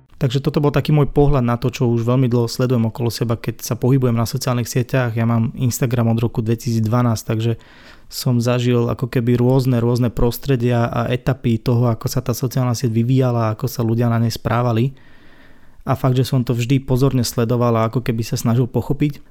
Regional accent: Sereď, Trnava Region, Slovakia; u nás doma v Seredi

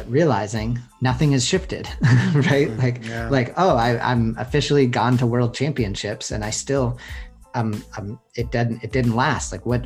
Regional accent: Boston, Massachusetts, United States; accent: Boston; now in San Francisco, United States; I grew up in Boston

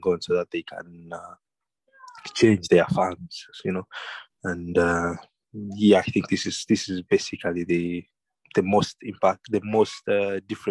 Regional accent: Kampala, Central Region, Uganda; I grew up in Kampala, but in the holidays, we used to go to the countryside

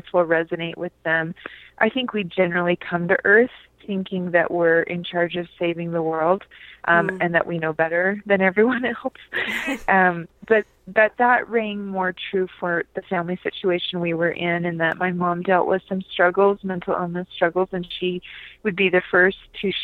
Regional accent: California, United States; now in Lehi, United States; I live in Lehi, Utah, but I grew up in California

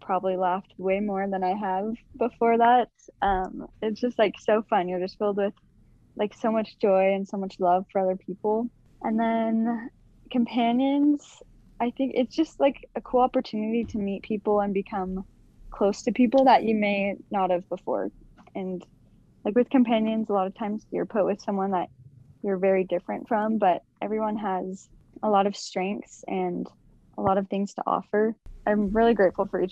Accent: Sandy, Utah, United States; I'm from Sandy, Utah

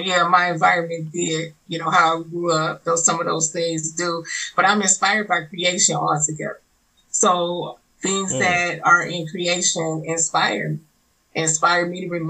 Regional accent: Detroit, Michigan, United States; also born or lived in New Orleans, Louisiana; now in Ohio, United States; Detroit raised, and now I'm in Ohio.

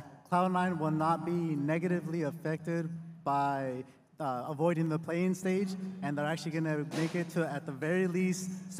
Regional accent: Ontario, California, United States; From Los Angeles, California. Or Ontario, more specifically.

